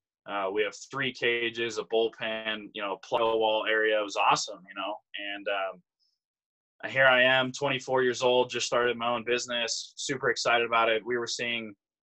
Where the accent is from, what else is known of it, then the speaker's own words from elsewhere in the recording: Pueblo, Colorado, United States; moved away as an adult; I'm from Pueblo, Colorado.